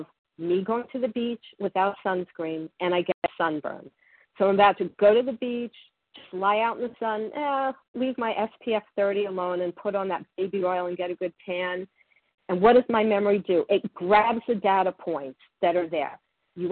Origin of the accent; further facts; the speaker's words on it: Florida, United States; I grew up in Florida and I went to the beach